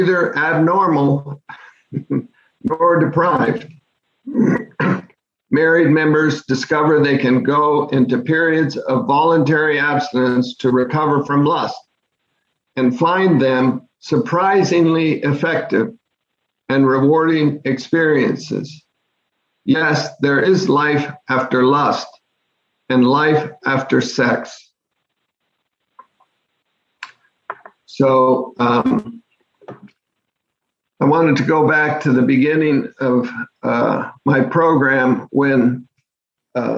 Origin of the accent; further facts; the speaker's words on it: Bellevue, Washington, United States; my home town of Bellevue, Washington